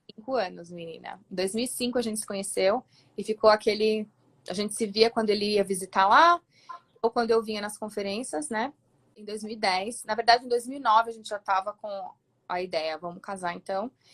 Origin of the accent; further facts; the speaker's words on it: São Paulo, Brazil; moved away as an adult; now in Colorado, United States; eu sou de São Paulo, acho que pelo sotaque de certo, que já vão saber